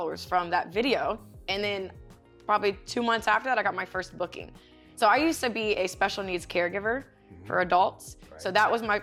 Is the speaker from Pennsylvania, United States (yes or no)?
no; Ocean Springs, Mississippi, United States; I'm from Ocean Springs, Mississippi.